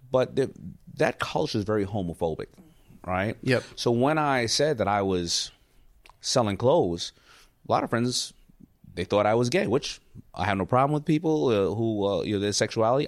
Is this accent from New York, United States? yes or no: yes; New York City, New York, United States; I grew up in New York City